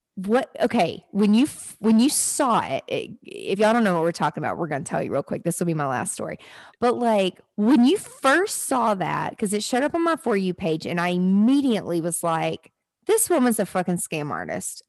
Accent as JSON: {"language": "English", "town": "Nashville", "region": "Tennessee", "country": "United States", "said": "I live in Nashville, I'm from Nashville"}